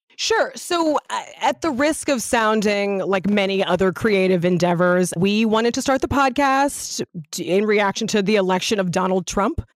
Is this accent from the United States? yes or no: yes; Los Angeles, California, United States; also born or lived in Ladera Heights, Los Angeles; I grew up in Venice in the nineties, before my parents moved to Ladera Heights